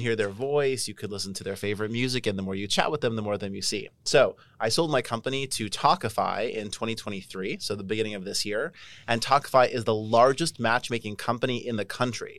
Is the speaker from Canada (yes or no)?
yes; Canada; moved away; I'm Canadian